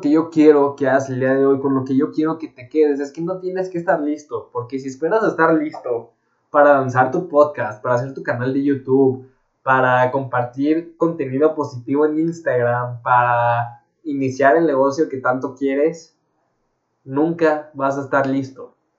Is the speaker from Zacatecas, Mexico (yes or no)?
no; Guadalajara, Jalisco, Mexico; Yo soy de Guadalajara, México